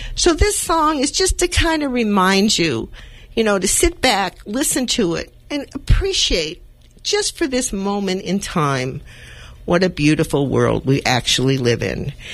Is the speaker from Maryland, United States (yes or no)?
no; Los Angeles, California, United States; I'm also a native of California. I was born in East Los Angeles.